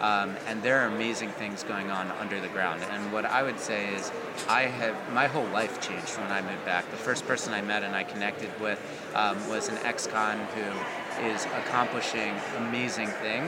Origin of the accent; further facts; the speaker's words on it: Baltimore County, Maryland, United States; I'm originally from Baltimore County, and okay. I now live in Baltimore City.